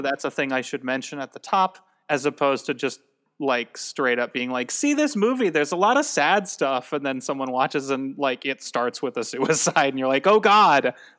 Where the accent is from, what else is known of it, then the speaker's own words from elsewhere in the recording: Tucson, Arizona, United States; I'm from Tucson.